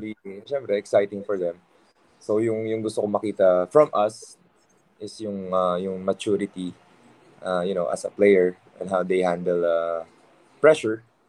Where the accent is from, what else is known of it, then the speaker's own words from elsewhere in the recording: Pampanga, Philippines; we're a big family kasi kapampangan ako